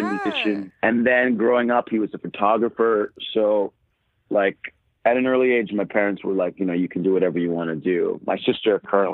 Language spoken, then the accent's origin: English; Maryland, United States; also born or lived in New Jersey; I grew up in Maryland.